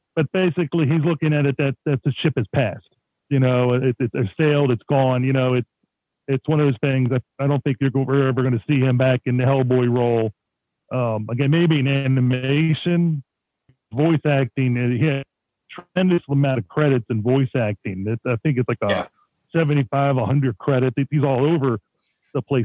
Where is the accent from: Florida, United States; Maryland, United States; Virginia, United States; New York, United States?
Maryland, United States; Baltimore; when I was growing up in Baltimore City